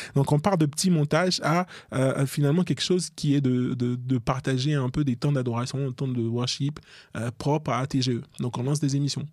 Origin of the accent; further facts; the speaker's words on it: Côte d’Ivoire; now in France; je suis ivoirien d'origine